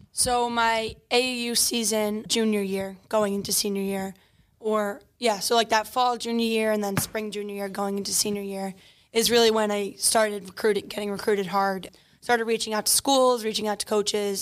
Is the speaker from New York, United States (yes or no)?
yes; Long Island, New York, United States; I grew up in Garden State, Long Island